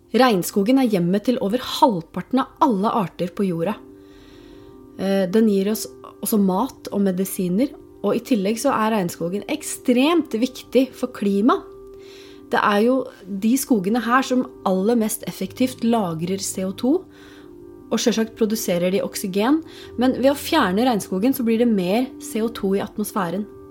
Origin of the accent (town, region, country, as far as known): Norway